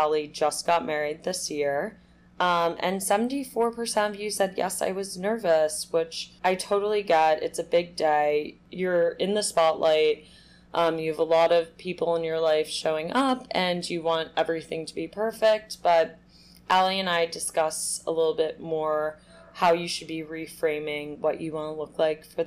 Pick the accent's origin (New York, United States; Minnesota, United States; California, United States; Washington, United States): New York, United States; New York City; We both grew up in New York City, knew each other in high school.